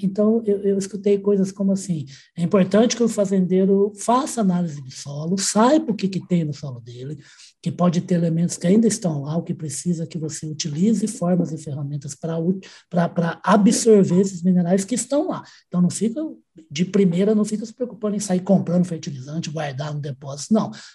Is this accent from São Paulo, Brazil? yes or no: yes; Ribeirão Preto, São Paulo, Brazil; Eu sou de Ribeirão Preto, por isso que eu não nasci em Ribeirão, mas vivi tanto tempo que na faculdade eu virei o …